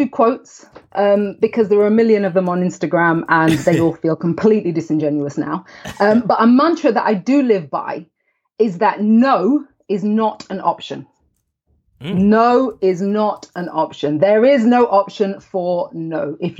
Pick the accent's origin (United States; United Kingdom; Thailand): United Kingdom; London; also born or lived in Huddersfield; And I was born in a small town in the north of England called Huddersfield. And then I moved to the city, to London, with my family when I was 7 years old.